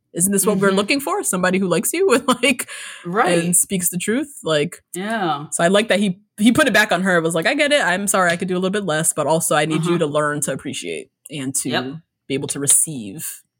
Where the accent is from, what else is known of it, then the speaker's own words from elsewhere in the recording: United States; born there; Like I'm Indian. Yes, we're all Indian, but like I was born here.